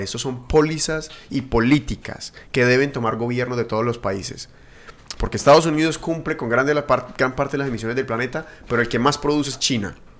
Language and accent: Spanish; Colombia; Yo soy de ese, de Colombia